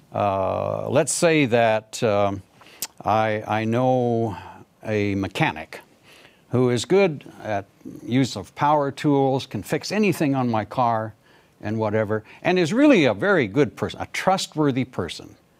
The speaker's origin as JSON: {"language": "English", "country": "Canada", "also_born_or_lived": "Pakistan / India", "moved": "as an adult", "said": "I'm from Canada"}